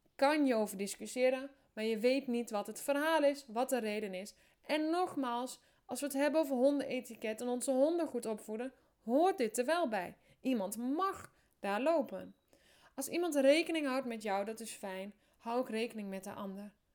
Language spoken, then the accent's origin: Dutch; Drenthe, Netherlands; also born or lived in Amersfoort; ik kom uit Drenthe, ik woon in een hutje op de hei.